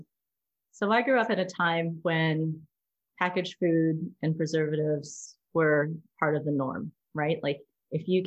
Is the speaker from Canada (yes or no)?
yes; Delta, British Columbia, Canada; also born or lived in Vancouver; I grew up in North Delta. It's a suburb of Vancouver